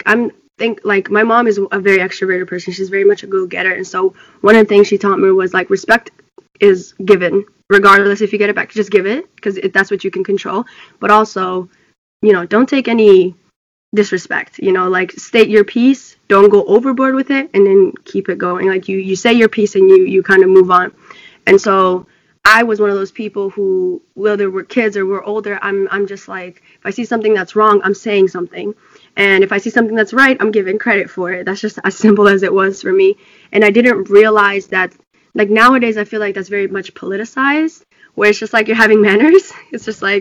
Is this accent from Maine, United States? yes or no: yes; Lewiston, Maine, United States; also born or lived in Ethiopia; Lewiston was a hybrid, and it was a hybrid in the making while I was growing up